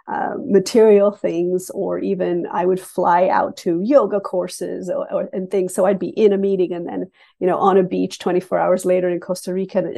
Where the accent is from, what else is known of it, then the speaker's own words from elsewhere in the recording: Canada; also born or lived in England; because I was born in England and then raised in Canada. And I have the distinction of immigrating to Canada three times.